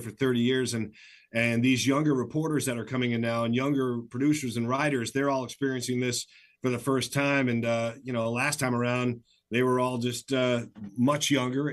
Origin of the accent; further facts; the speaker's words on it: Michigan, United States; moved away as an adult; also born or lived in Flint, Michigan; now in Seattle, United States; I worked, you know, in Flint, Michigan for 4 years because I grew up in Michigan